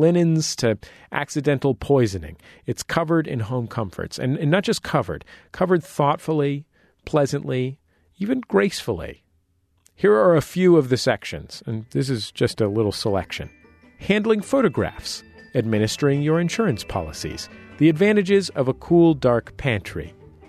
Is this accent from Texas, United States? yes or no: no; San Francisco, California, United States; I grew up in San Francisco with pretty broke parents